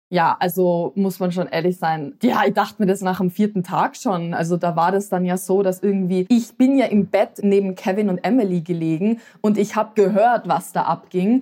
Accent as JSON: {"language": "German", "region": "Tyrol", "country": "Austria", "tie": "born or raised there", "also_born_or_lived": "Vienna", "said": "In Tirol, wo ich aufgewachsen bin"}